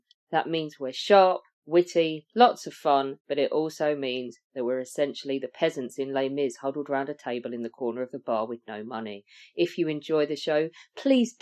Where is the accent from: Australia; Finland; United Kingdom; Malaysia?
United Kingdom; London; Sutton, so around southwest London